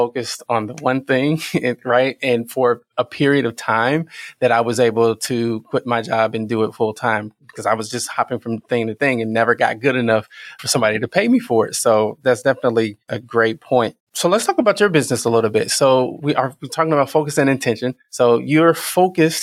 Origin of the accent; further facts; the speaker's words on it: Mounds, Illinois, United States; I'm originally from Mounds, Illinois, which is right by Carroll, Illinois